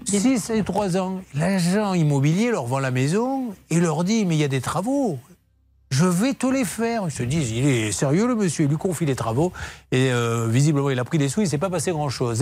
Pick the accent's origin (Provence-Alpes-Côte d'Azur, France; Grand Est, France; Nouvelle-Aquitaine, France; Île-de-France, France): Nouvelle-Aquitaine, France; Bordeaux; quand on est bordelais